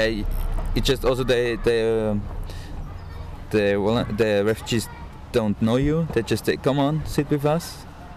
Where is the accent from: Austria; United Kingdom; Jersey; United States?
Austria; I'm from Austria